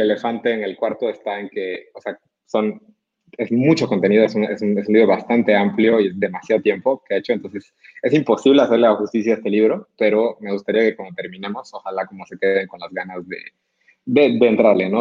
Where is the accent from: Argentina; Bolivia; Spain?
Bolivia; Cochabamba; moved away as an adult; now in Monterrey, Mexico; Yo soy boliviano, nací en Cochabamba, eh, estudié aquí en Monterrey